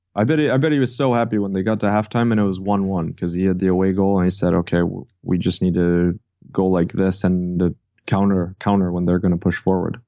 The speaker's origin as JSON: {"language": "English", "town": "Chicago", "region": "Illinois", "country": "United States", "tie": "born or raised there", "moved": "as an adult", "lives_now": "Miami Beach, United States", "said": "I grew up in Chicago, it was in the suburbs"}